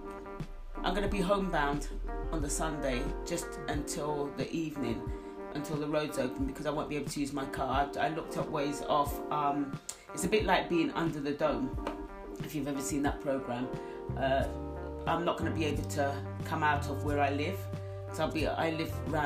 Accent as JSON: {"language": "English", "country": "United Kingdom", "said": "I don't class myself as Caribbean, I'm British"}